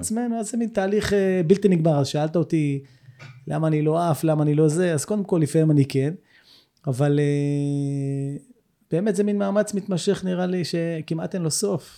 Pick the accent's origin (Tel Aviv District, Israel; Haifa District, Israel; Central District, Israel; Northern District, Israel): Tel Aviv District, Israel; Herzliya; moved away as an adult; also born or lived in Jerusalem; now in Kibbutz Hanaton, Israel; אני גדלתי בהרצליה